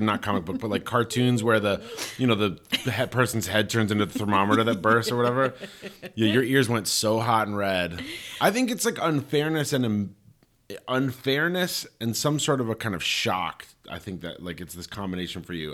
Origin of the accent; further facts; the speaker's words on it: Colorado Springs, Colorado, United States; New Life Church in my hometown, you know, is the big, uh, like, Focus on the Family, New Life Church, the biggest evangelical Christian community in the world, in Colorado Springs